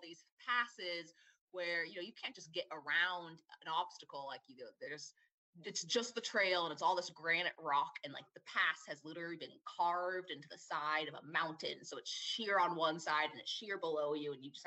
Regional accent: Southern California, United States; growing up in SoCal

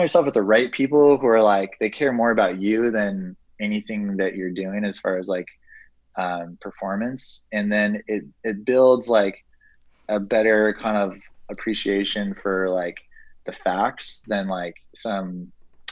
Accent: Santa Barbara, California, United States; growing up in Santa Barbara

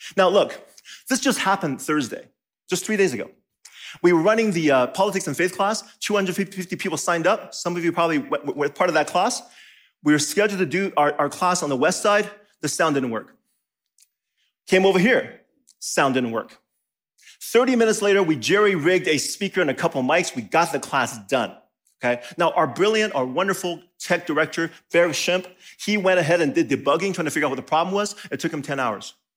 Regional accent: Taiwan; now in Madison, United States; I, I was born in Taiwan.

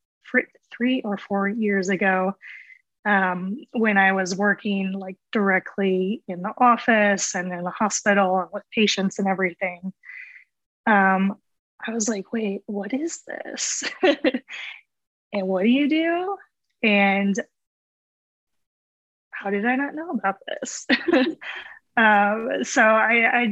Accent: central Iowa, United States; moved away as an adult; also born or lived in Los Angeles / Dallas; I grew up in Iowa, like central Iowa

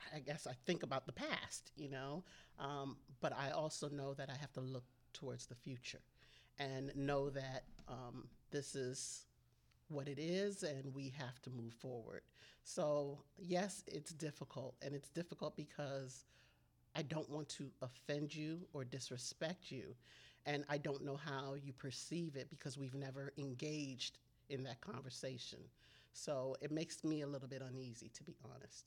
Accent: Maryland, United States; also born or lived in Ghana; I am from Maryland, um, by way of Ghana, West Africa.

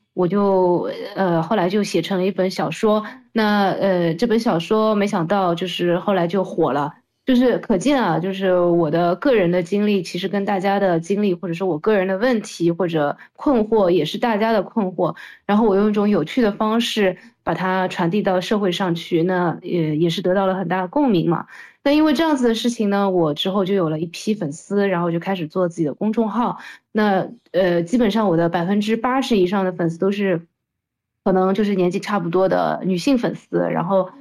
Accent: Shanghai, China; 我其实是一个土生土长的上海人，然后和大家一样的，从小在中国的这样的环境里样长大的一个，呃，人

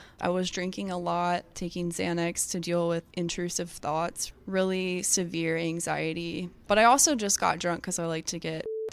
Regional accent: Baton Rouge, Louisiana, United States; I'm from Baton Rouge, Louisiana

